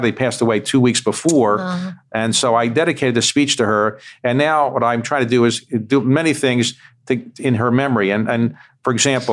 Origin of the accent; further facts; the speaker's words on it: United States; when I was growing up in the United States